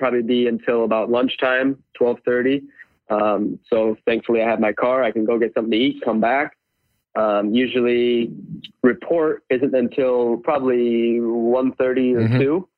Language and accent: English; Michigan, United States; I'm from Michigan